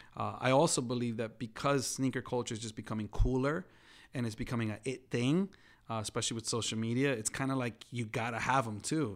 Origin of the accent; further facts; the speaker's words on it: New York, United States; growing up in New York